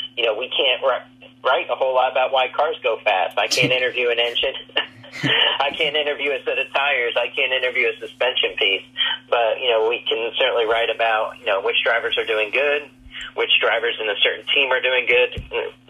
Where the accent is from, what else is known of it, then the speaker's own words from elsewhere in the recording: Indianapolis, Indiana, United States; moved away as an adult; also born or lived in Daytona Beach, Florida; I grew up in Indianapolis